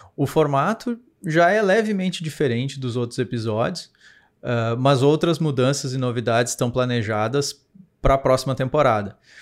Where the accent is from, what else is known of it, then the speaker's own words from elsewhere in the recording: Rio Grande do Sul, Brazil; nós somos de uma cidade do interior do Rio Grande do Sul